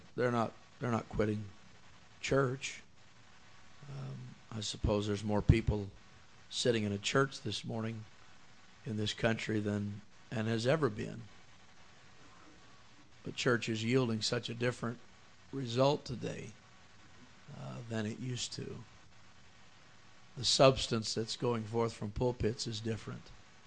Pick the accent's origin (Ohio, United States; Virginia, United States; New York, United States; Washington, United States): Washington, United States; Seattle; born or raised there; also born or lived in Vinton